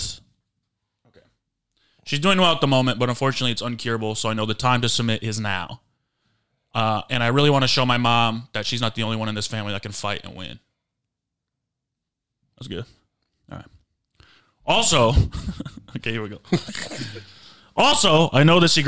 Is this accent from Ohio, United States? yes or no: no; Grand Rapids, Michigan, United States; also born or lived in San Diego, California; now in Los Angeles, United States; I'm originally from Grand Rapids, Michigan